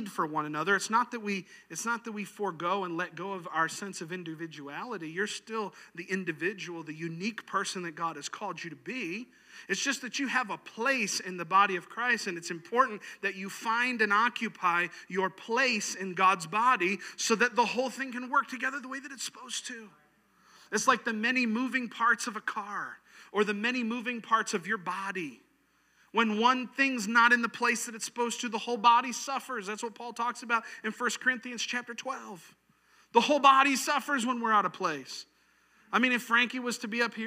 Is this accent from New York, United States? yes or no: yes; New York, United States; moved away; where I grew up in New York